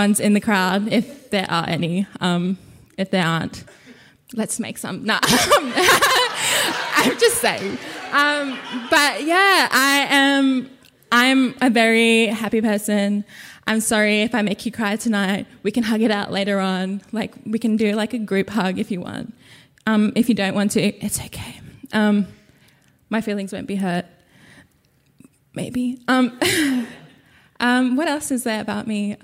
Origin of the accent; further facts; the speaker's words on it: Torres Strait, Queensland, Australia; English is a second language; moved away; also born or lived in Brisbane / Murray Island; I am from Brisbane. I grew up in the Torres Strait. I am, again, from Murray Island.